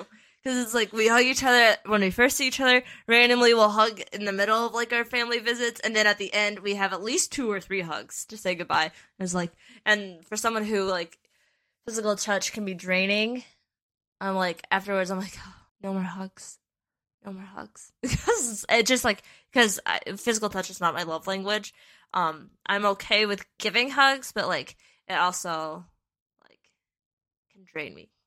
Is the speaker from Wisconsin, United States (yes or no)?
yes; Western Wisconsin, United States; we grew up in Western Wisconsin